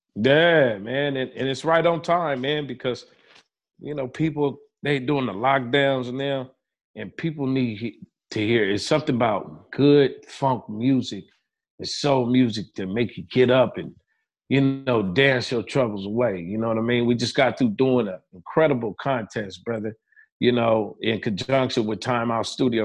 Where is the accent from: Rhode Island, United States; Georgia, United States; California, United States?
California, United States; Pomona; growing up in Pomona, California